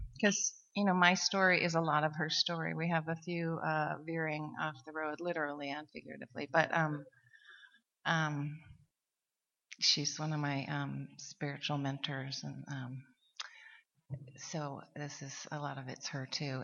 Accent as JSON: {"language": "English", "region": "Montana", "country": "United States", "moved": "yes", "lives_now": "Seattle, United States", "said": "we're from Montana."}